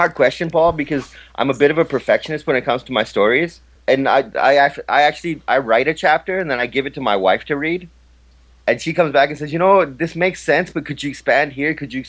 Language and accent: English; Pakistan; a lot of people have been talking about Pakistan in a way that, well, for me being a Pakistani, I kind of take offense to it.